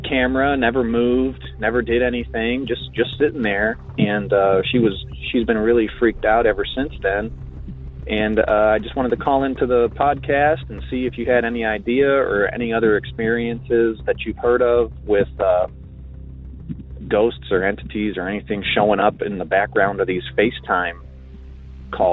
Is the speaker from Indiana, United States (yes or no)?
no; Marietta, Georgia, United States; I'm from Marietta, Georgia